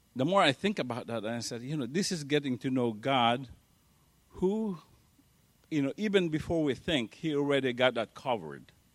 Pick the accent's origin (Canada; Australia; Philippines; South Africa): Philippines; moved away; I grew up in the Philippines